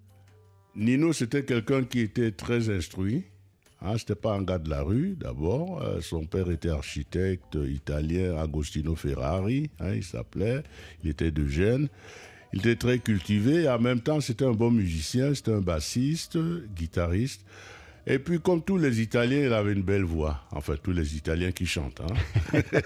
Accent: Cameroon; je suis Camerounais

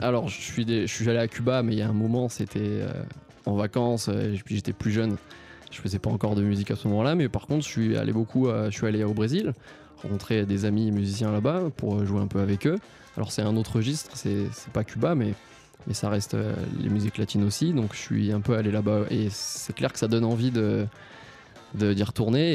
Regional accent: Nice, Provence-Alpes-Côte d'Azur, France; moved away as an adult; also born or lived in Annecy; now in Paris, France; je suis issu du Sud, j'ai vécu 12 ans à Nice

